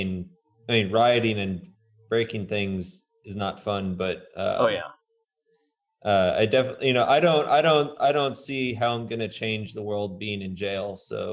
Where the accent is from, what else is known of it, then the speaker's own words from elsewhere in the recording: Indiana, United States; now in Portland, United States; when I came from Indiana to Portland, I definitely did not know what to expect.